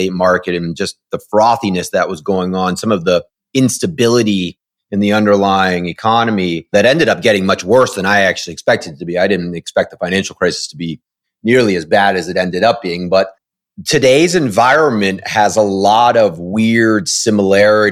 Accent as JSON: {"language": "English", "town": "Washington", "region": "District of Columbia", "country": "United States", "tie": "born or raised there", "moved": "yes", "lives_now": "San Diego, United States", "said": "I actually grew up in Washington, D.C., so I do remember what real weather is like"}